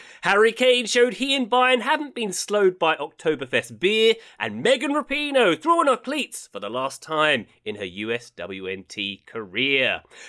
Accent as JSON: {"language": "English", "country": "United Kingdom", "said": "I'm British."}